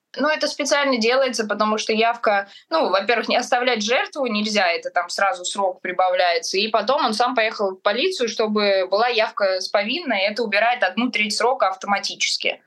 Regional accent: Moscow Oblast, Russia; в Подмосковье, в Сербское, в моем родном городе

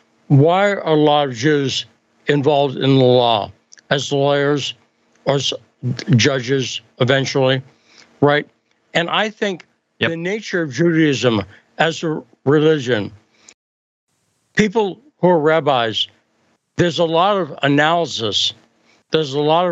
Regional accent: Northern California, United States; moved away; growing up in Northern California

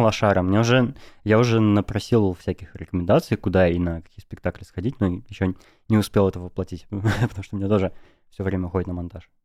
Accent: Novosibirsk, Novosibirsk Oblast, Russia; now in Moscow, Russia; я из Новосибирска сам

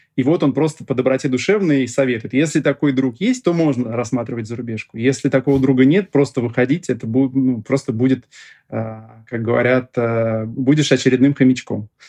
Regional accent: Russia; я родился сам в России, здесь всю жизнь живу

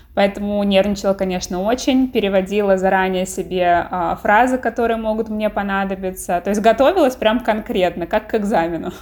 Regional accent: Tver, Tver Oblast, Russia; moved away as an adult; now in United States; в моем родном городе таких перспектив особо не было

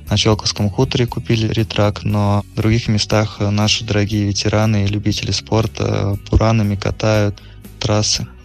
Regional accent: Shchelkovsky Khutor, Nizhny Novgorod Oblast, Russia; Я вырос на Щелковском хуторе, там же и продолжаю тренироваться, когда приезжаю на междусборе.

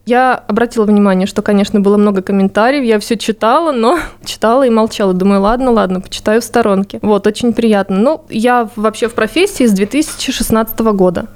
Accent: Voronezh Oblast, Russia; moved away; я же из Воронежской области, из далекой деревни

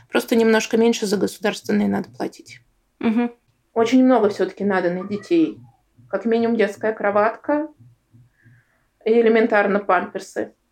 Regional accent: Bashkortostan, Russia; что я росла в Башкирии, что я татарка, что у меня там восточная внешность.

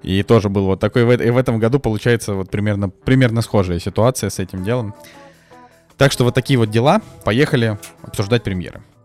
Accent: Saint Petersburg, Russia; moved away; приехал в родной Питер

